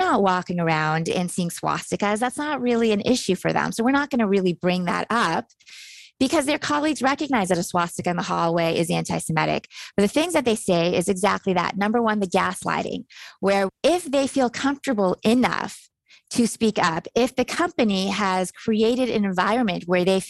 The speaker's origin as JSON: {"language": "English", "country": "Iran", "tie": "born or raised there", "moved": "yes", "said": "I was born in Iran. My family had to escape Iran because of the Islamic Revolution. And we escaped in 1978"}